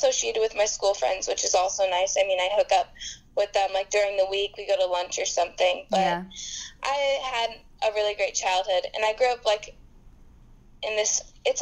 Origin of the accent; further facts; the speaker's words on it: Thousand Oaks, California, United States; Born and raised in Thousand Oaks, California